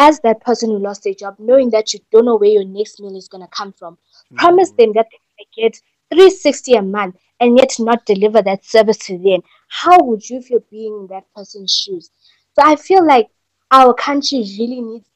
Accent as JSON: {"language": "English", "town": "Newcastle", "region": "KwaZulu-Natal", "country": "South Africa", "tie": "born or raised there", "moved": "yes", "said": "my hometown in Newcastle, KZN"}